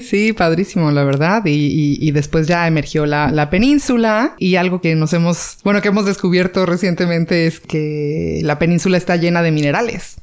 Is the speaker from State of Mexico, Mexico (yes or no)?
no; San José del Cabo, Baja California Sur, Mexico; nací aquí en San José con las monjitas